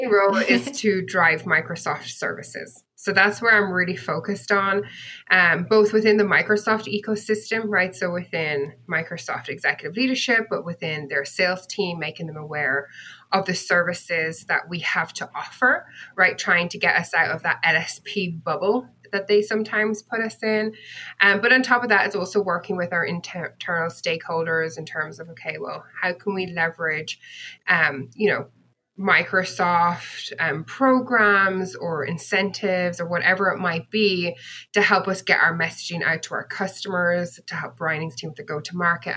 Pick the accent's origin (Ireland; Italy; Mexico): Ireland; Bennettsbridge, Leinster; moved away as an adult; also born or lived in United Kingdom; now in California, United States; I grew up in a tiny, tiny village um, in the southern part of Ireland called Bennett's Bridge, which is in County Kilkenny